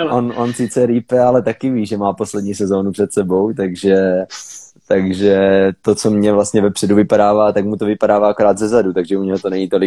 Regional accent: Frýdek, Moravian-Silesian Region, Czechia; co tam jsme z Frýdku a co tam jsou střince jako dlouhodobě

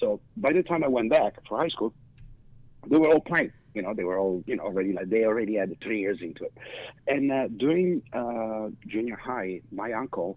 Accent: Milan, Lombardy, Italy; moved away; I grew up in Milan, in Italy.

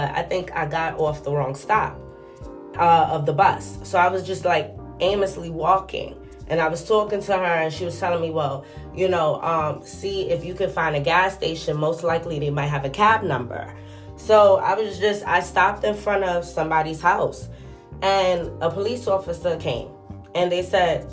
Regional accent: New York, United States; I'm from New York

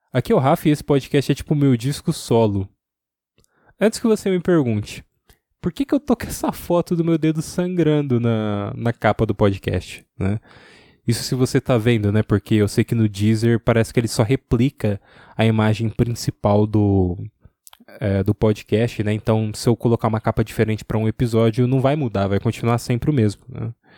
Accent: ABC region, São Paulo, Brazil; also born or lived in Santo André; Eu sou do ABC

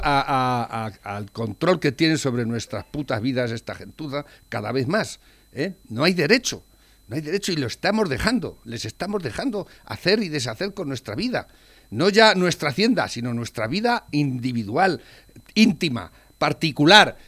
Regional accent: Spain; la historia de tu país, en este caso España, que somos españoles

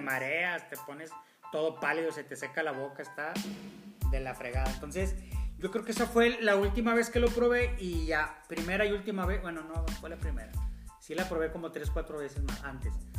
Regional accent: Monterrey, Nuevo León, Mexico; nosotros como, regios

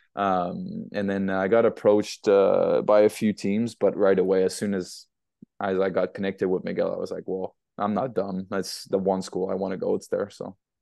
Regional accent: Montreal, Quebec, Canada; moved away as an adult; also born or lived in United Kingdom; I'm from Montreal or South Shore, Montreal

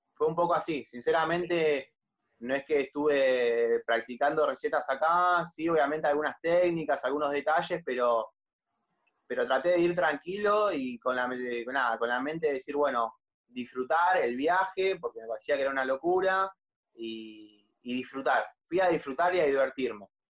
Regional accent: La Plata, Buenos Aires Province, Argentina; yo soy de La Plata

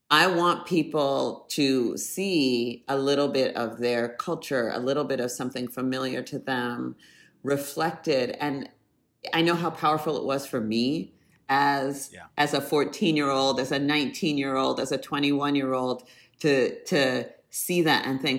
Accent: Canada; born there; I was born in Canada my dad did his postdoctorate work at University of British Columbia

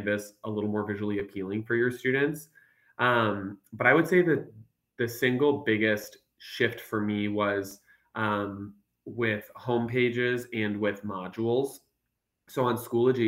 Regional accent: Minnesota, United States; accent: Minnesotanisms; moved away as an adult; now in Texas, United States; I'm actually born and raised in Minnesota

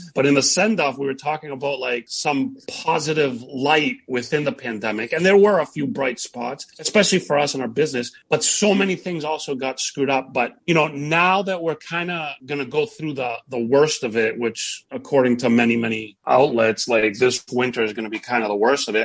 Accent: Boston, Massachusetts, United States; as a Bostonian

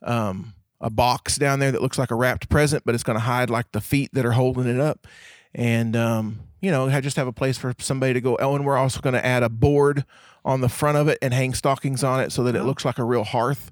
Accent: Bray-Doyle, Oklahoma, United States; I come from a town, or I went to a high school where the mascot was a donkey

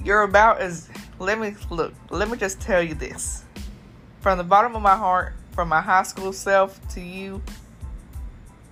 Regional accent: Hopkinsville, Kentucky, United States; my hometown, Kentucky.

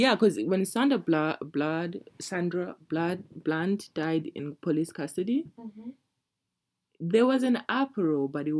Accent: Zimbabwe; now in Canada; I usually say I'm from Zimbabwe because I don't want to have this conversation with you.

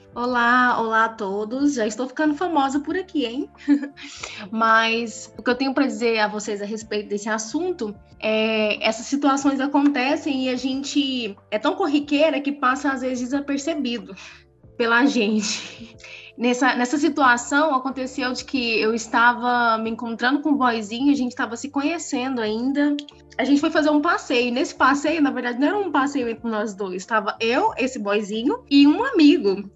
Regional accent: Brazil; eu mesmo sendo brasileira e, e, e, e tendo minhas vivências aqui

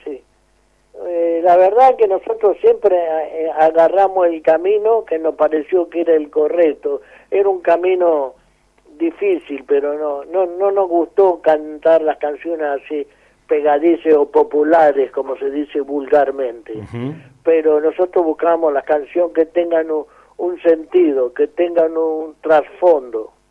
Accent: San Rafael, Mendoza, Argentina; also born or lived in Guaymallén, Mendoza; yo me crié en San Rafael

